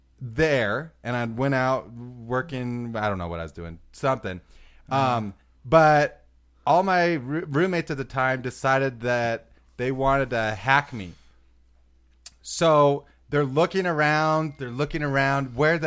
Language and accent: English; Ireland; I have these are my Guinness things. I had the shirt. I'm from Ireland.